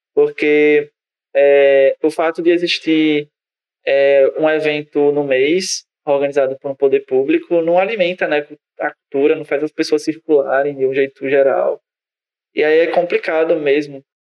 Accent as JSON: {"language": "Portuguese", "region": "Northeast Region", "country": "Brazil", "said": "nós que somos do Nordeste"}